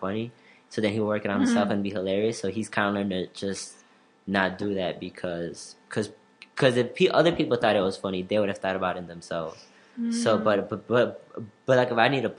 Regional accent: Elgin, Illinois, United States; I'm from Elgin, and a lot of people that I know, and I just want to see certain people from Elgin, like from my high school and college

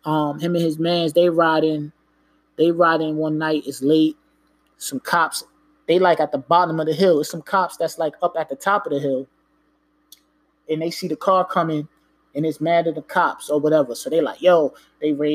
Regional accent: New York, United States; I'm not from Jersey, from New York

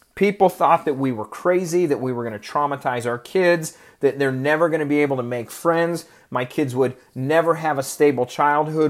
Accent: Oregon, United States; moved away; I grew up in Oregon and it rains all the time there

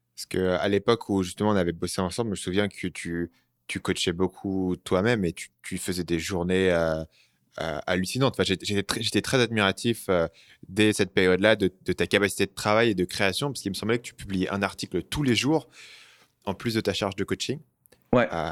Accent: France; moved away; je suis parti très tôt euh, à, l'étranger, donc euh, la langue, je la maîtrise. Par contre, tant euh, t'entends que je suis français

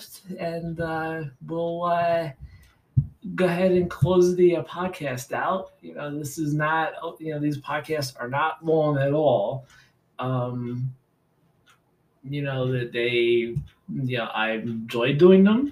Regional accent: New York City, New York, United States; I grew up in New York City

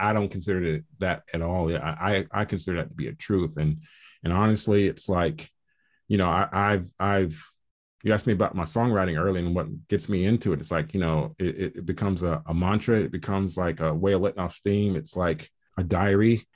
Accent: Atlanta, Georgia, United States; I am from Atlanta, Georgia

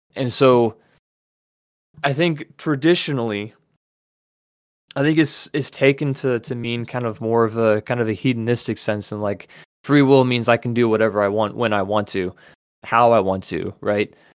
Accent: United States; as an American

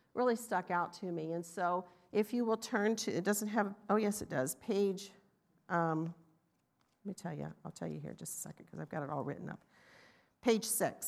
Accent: the South, United States; I'm from the South, but you can hear the difference

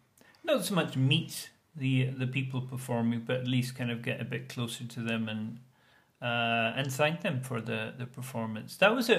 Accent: United Kingdom

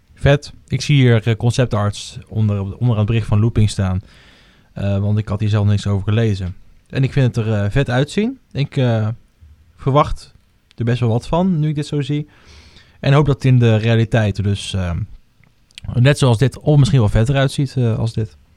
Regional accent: Netherlands; ik ben toch Hollander

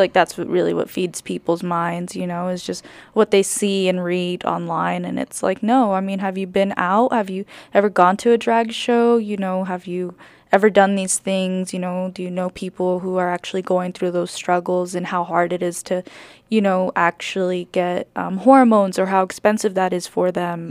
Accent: California, United States; moved away; also born or lived in New York; I grew up in California too

